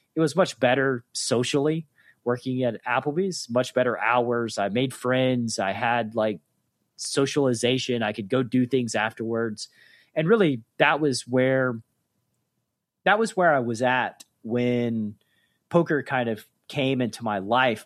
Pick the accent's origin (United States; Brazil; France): United States; Chattanooga, Tennessee; also born or lived in Atlanta, Georgia; I moved from Atlanta back to my hometown of Chattanooga, Tennessee